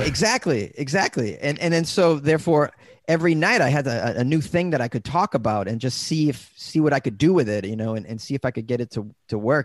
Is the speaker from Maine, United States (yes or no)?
no; Boston, Massachusetts, United States; now in Los Angeles, United States; I'm from Massachusetts